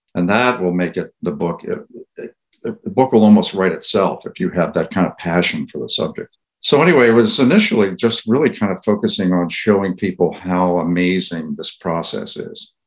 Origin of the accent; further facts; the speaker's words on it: Philadelphia, Pennsylvania, United States; I grew up in the Philadelphia area